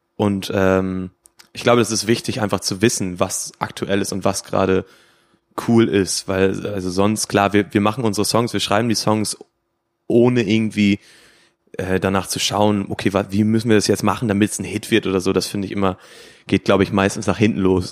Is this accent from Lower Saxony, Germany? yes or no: yes; Emsland, Lower Saxony, Germany; wir kommen aus dem Emsland, sind vier Freunde, die sich quasi aus dem Kindergarten schon kennen